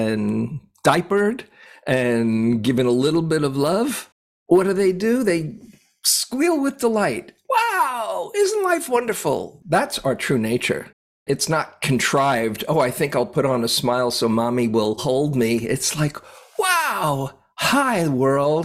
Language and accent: English; New York City, New York, United States; moved away as an adult; now in California, United States; I grew up in New York City, lived there most of my life till I was about 29 or so